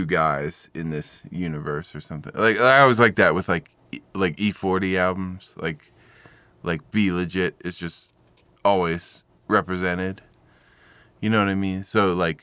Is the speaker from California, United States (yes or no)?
no; Baltimore, Maryland, United States; I am from Baltimore.